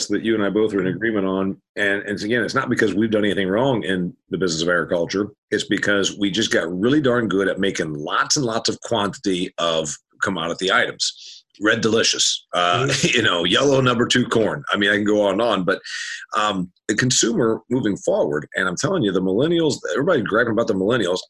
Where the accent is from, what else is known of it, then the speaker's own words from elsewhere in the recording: Indiana, United States; I know you don't know about corn like I do, because I'm from Indiana